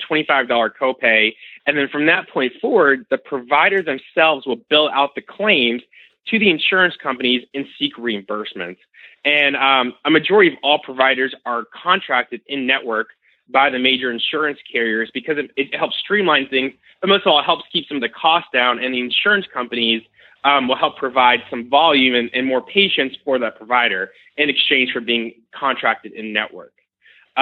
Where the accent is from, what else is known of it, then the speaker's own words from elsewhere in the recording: Florida, United States; I'm originally from Florida